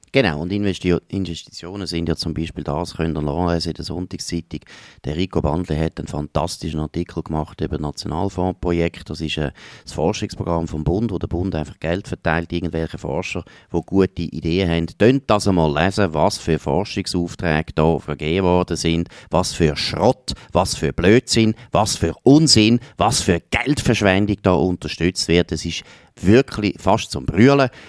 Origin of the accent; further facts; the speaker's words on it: Switzerland; Wir sind Gott verteilt seit siebenhundert Jahren eines der kleinsten Länder von der Welt